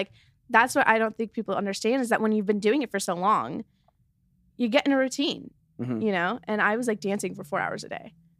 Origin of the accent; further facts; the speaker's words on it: Los Angeles, California, United States; Yeah, I grew up in Echo Park.